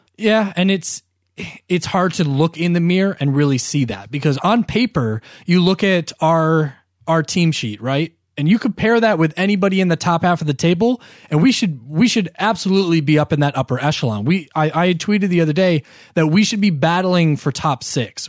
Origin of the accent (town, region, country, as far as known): United States